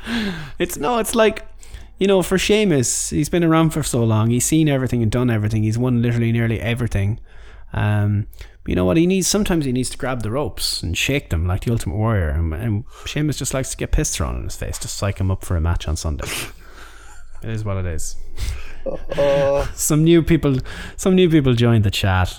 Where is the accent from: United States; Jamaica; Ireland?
Ireland; Mayo, Connacht; I'm from Mayo